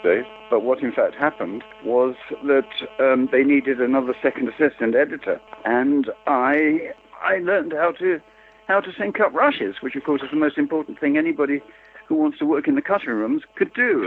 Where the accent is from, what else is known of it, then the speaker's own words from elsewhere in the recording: London, United Kingdom; I was a post-war baby, and I grew up in the in the East End of London